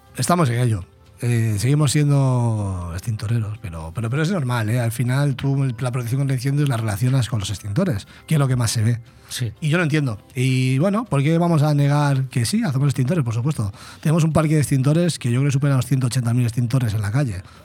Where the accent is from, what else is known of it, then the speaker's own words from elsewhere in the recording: Vigo, Galicia, Spain; moved away as an adult; now in Benidorm, Spain; soy de Vigo, nacido en Vigo, pero con 18 años me vine a Benidorm y resido en Benidorm desde los 18